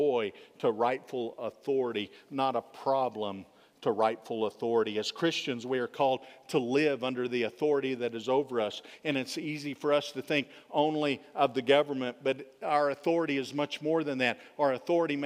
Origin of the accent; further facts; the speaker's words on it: Texas, United States; I am a Texan